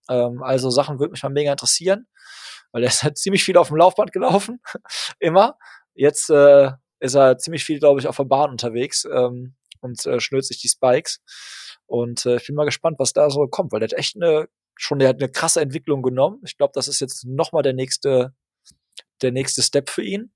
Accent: Hagen, North Rhine-Westphalia, Germany; in meine Heimatstadt Hagen

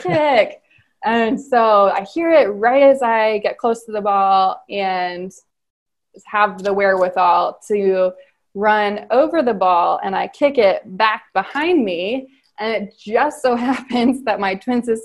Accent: Cincinnati, Ohio, United States; I grew up in Cincinnati

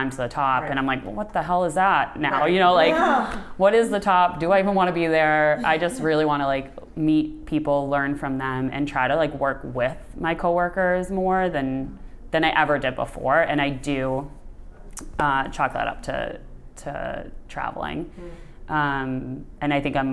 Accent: Boston, Massachusetts, United States; moved away; also born or lived in New York; I grew up in Boston

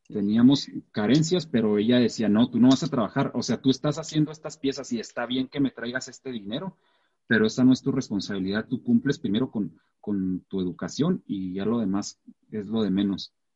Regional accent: Mata Ortiz, Chihuahua, Mexico; also born or lived in Santa Rosa, Chihuahua; Cuando nos mudamos a Mata Ortiz fue en el 1994, tenía 11 años.

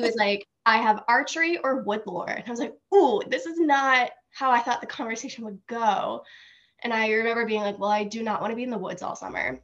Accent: Franklin, United States; I'm from Franklin.

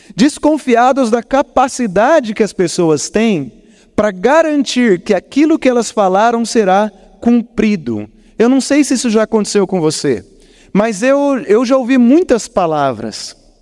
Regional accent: Botucatu, São Paulo, Brazil; now in Curitiba, Brazil; eu estive na minha cidade natal, eu peguei o feriado de finados e fui rapidamente para Botucatu

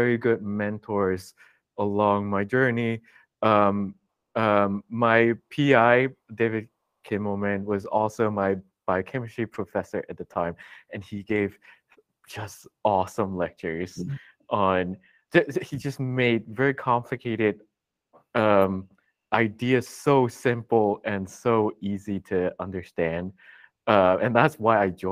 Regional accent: Hong Kong; I grew up in Hong Kong where scientific research is really not a common career

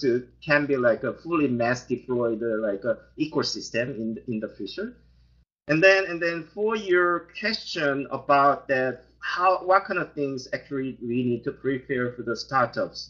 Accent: South Korea; moved away; I, I am originally from South Korea

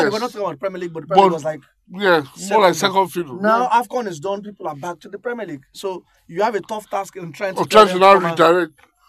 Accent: Nigeria; I'm Nigerian

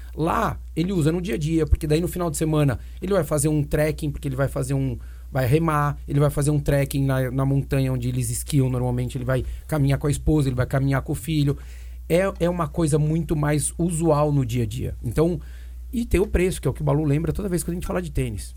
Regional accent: Brazil; somos do Brasil

